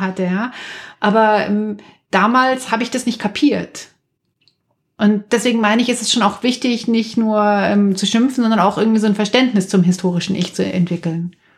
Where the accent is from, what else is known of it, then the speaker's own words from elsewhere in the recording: near Munich, Bavaria, Germany; in der Kleingartensiedlung, in der ich aufgewachsen bin in Nahmünchen